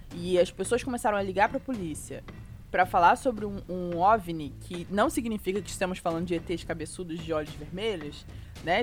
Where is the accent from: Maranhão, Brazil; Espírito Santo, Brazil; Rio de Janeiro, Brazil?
Rio de Janeiro, Brazil; moved away; Sou carioca